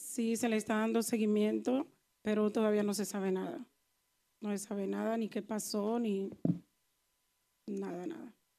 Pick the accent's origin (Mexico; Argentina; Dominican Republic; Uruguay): Dominican Republic; Neiba, Baoruco; now in Spain; yo soy la voz de Neiva aquí